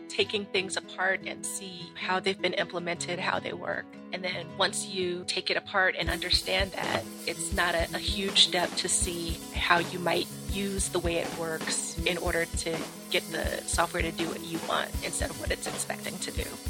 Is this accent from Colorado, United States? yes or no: no; Washington, District of Columbia, United States; I grew up in Washington, D C